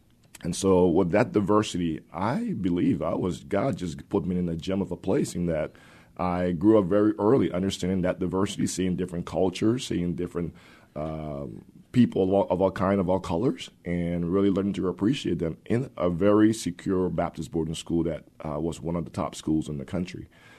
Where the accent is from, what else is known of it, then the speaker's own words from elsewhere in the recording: Liberia; English is a second language; I was born and raised in Liberia, West Africa.